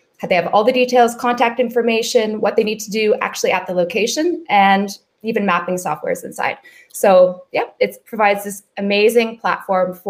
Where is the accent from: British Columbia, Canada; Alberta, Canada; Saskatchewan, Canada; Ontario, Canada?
British Columbia, Canada; Vancouver; most of us are born and raised in Vancouver